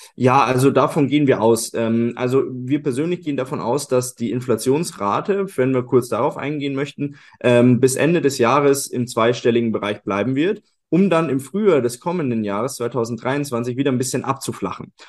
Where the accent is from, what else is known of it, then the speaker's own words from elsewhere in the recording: Germany; bei uns in, in Deutschland